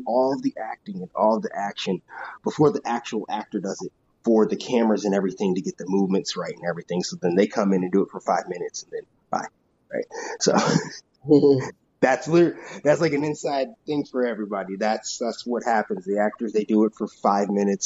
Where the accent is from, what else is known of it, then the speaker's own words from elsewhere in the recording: Owings Mills, Maryland, United States; moved away as an adult; also born or lived in Long Island, New York / Oregon / Portland; now in Los Angeles, United States; I was born on Long Island, really, but I moved to Maryland when I was two. So I rep Maryland, Baltimore all the way